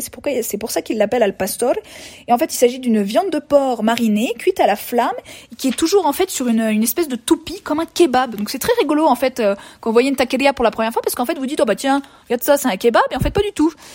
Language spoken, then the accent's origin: French; France; moved away as an adult; now in Mexico; En tant que française lambda qui ne connaissait pas la cuisine mexicaine avant de venir ici